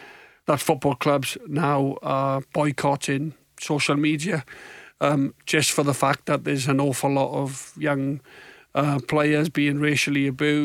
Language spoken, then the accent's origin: English; Swansea, Wales, United Kingdom; my hometown club, Swansea City